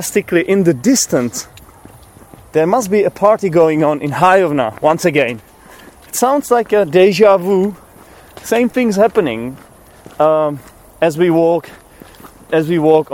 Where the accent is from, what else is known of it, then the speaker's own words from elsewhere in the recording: Czechia; English is a second language; I'm from the Czech Republic